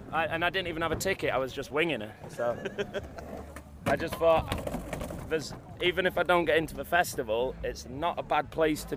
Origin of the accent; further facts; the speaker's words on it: England, United Kingdom; I'm from Wakefield, Manchester.